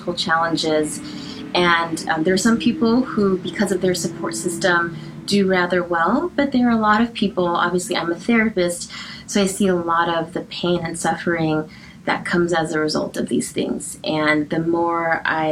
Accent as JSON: {"language": "English", "town": "Los Angeles", "region": "California", "country": "United States", "tie": "born or raised there", "said": "I was born and raised in Los Angeles, specifically Hacienda Heights, and I've always lived in the San Gabriel Valley"}